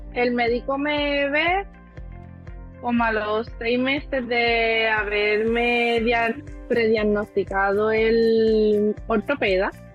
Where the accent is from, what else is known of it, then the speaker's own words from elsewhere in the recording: Aguadilla, Puerto Rico; soy del pueblo de Aguadilla